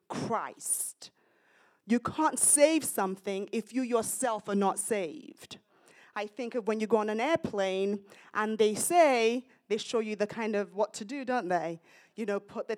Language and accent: English; United Kingdom; also born or lived in Nigeria; now in United States; I'm British, Nigerian origin, but I'm British